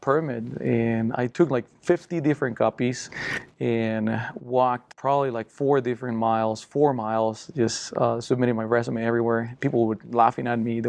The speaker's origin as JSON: {"language": "English", "country": "Costa Rica", "tie": "born or raised there", "second_language": "English", "moved": "yes", "lives_now": "United States", "said": "I'm from Costa Rica, born and raised, and poor family"}